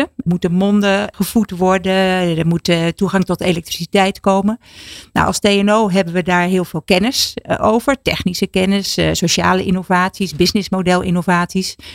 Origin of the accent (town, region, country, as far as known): Netherlands